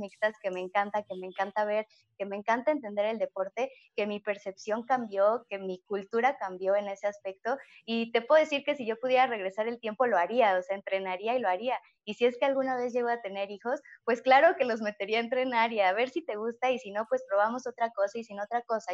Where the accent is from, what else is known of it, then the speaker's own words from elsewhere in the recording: Mexico; no tuve la oportunidad para que hubiera una liga femenil en mi país, en México